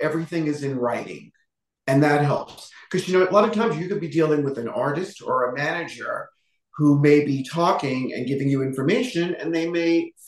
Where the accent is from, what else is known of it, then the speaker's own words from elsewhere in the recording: New York City, New York, United States; moved away as an adult; also born or lived in Los Angeles, United States; now in Las Vegas, United States; I grew up in the Bronx